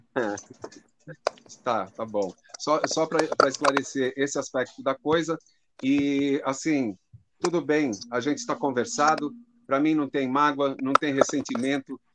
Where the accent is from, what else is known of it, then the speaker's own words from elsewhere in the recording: Brazil; Biblioteca da Lapa que é o bairro onde eu nasci